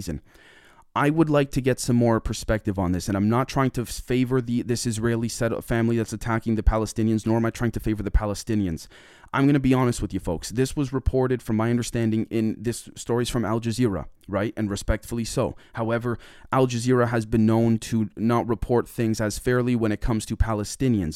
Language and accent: English; Canada; I'm from Canada